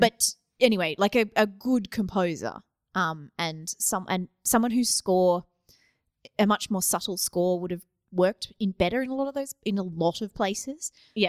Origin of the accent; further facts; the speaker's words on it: Australia; I grew up in Australia